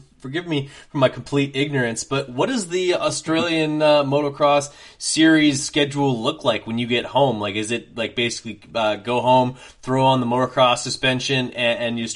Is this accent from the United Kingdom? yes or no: no; Canada; myself as a Canadian